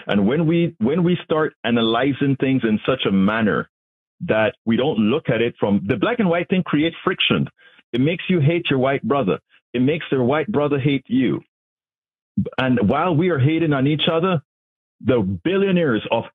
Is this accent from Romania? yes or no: no; Panama; now in United States; I'm from Panama